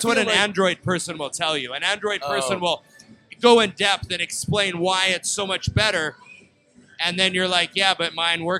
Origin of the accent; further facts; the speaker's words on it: Canada; See, but we kind of say it that way as Canadians.